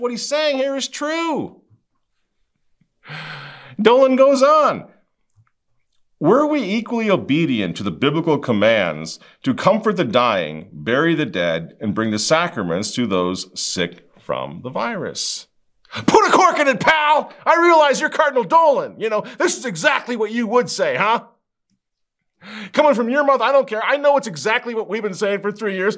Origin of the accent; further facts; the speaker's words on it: Minnesota, United States; I'm from Minnesota